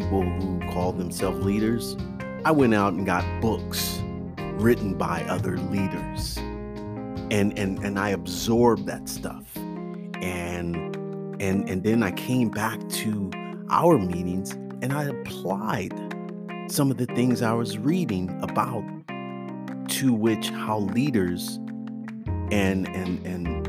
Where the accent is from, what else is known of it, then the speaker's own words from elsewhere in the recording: Oakland, California, United States; growing up in Oakland with all the shootings